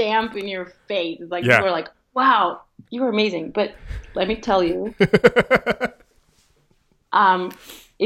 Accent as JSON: {"language": "English", "region": "Lisbon", "country": "Portugal", "tie": "born or raised there", "also_born_or_lived": "United States", "second_language": "English", "moved": "as an adult", "said": "I came from Lisbon, Portugal. Right. Where I grew up, and I left when I was 25"}